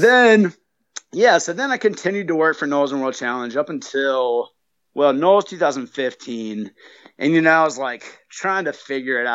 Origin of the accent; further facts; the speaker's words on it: North Carolina, United States; moved away; also born or lived in Flagstaff; I'm originally from North Carolina. I just flew in from Flagstaff